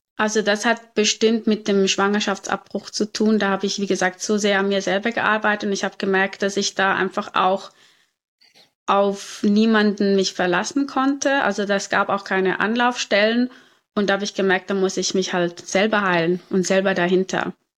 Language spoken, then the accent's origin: German; Zurich, Switzerland; also born or lived in Cape Town, South Africa; ich bin hier in Zürich geboren und aufgewachsen